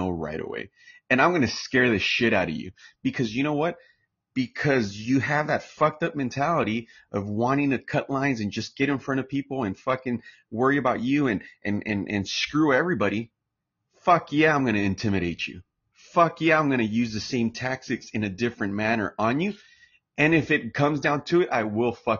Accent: Santa Ana, California, United States; I'm American, U.S. born in Orange County, California, straight out of Santa Ana, California

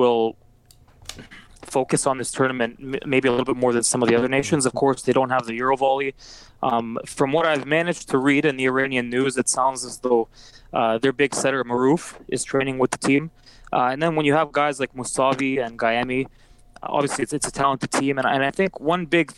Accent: Canada; as a Canadian

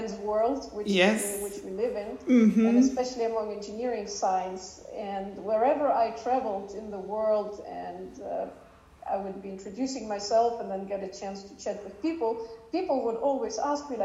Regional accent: Saint Petersburg, Russia; moved away; also born or lived in Germany / Zurich; I am myself born and raised in Russia, St. Petersburg

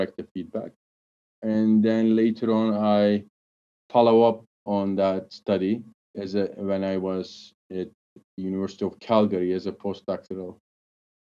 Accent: Turkey; I'm from Turkey

